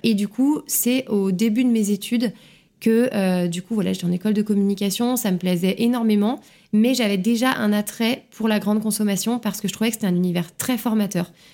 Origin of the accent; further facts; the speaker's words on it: Lyon, Auvergne-Rhône-Alpes, France; moved away; moi j'ai grandi à Lyon, j'ai toujours euh, vécu à Lyon euh, jusqu'à mon arrivée ici